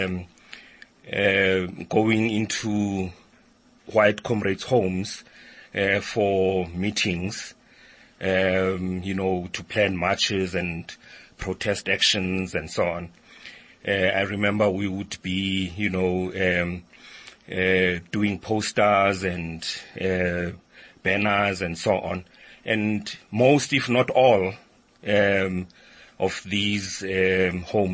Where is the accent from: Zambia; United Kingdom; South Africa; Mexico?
South Africa; Soweto, Gauteng; I was born and raised in Soweto